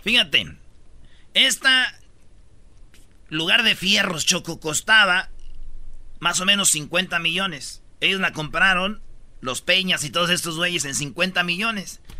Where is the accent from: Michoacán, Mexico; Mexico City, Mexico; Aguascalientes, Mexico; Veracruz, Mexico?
Michoacán, Mexico; Jiquilpan; el señor Lázaro Cárdenas nació en mi pueblo, Jiquilpan, Michoacán